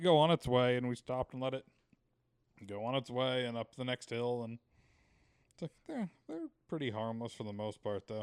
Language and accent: English; Utah, United States; growing up in Utah